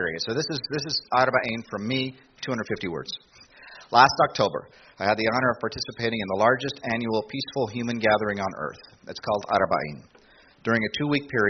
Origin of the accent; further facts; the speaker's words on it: United States; I'm an American. My genealogy goes back a long way